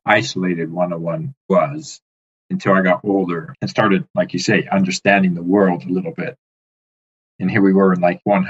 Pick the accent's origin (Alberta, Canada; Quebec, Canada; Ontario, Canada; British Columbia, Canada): Alberta, Canada; Peace River Country; When people ask where I'm from, I say I'm from the Peace River Country.